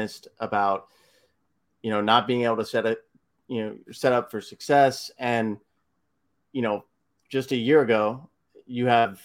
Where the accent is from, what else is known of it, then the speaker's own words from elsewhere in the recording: Texas, United States; I'm from Texas originally